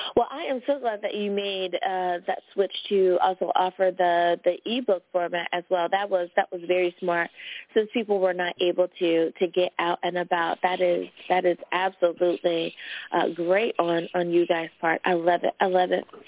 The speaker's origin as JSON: {"language": "English", "country": "United States", "said": "my home country, the USA"}